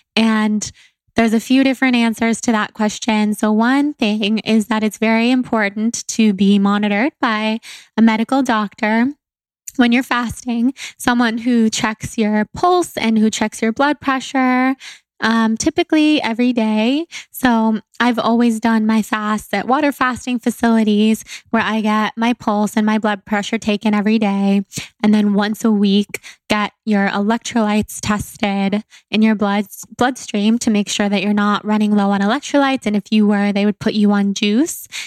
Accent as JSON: {"language": "English", "town": "Sacramento", "region": "California", "country": "United States", "tie": "born or raised there", "said": "where I grew up in Sacramento"}